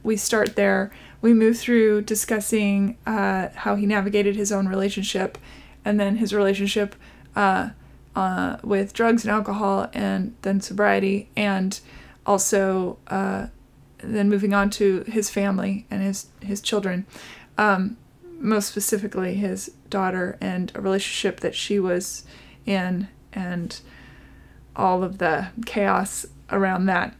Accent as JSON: {"language": "English", "town": "Seattle", "region": "Washington", "country": "United States", "moved": "yes", "said": "Originally Seattle"}